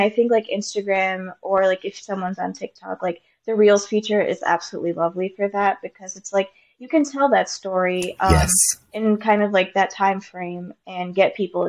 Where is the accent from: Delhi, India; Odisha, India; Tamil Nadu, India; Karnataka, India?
Odisha, India; born there; it comes from my home state where I was born in India, called Odisha. It's an eastern state.